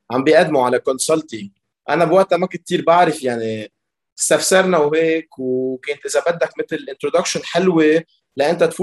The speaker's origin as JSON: {"language": "Arabic", "country": "Lebanon", "tie": "born or raised there", "said": "بلبنان عملت مدرسه بلبنان بسيستم فرنسي حد مطرح ما انا ساكن يعني بيرجع بعدين من بعد المدرسه فتت على الجامعه الامريكيه ببيروت وين درست كمبيوتر انجينيرينج"}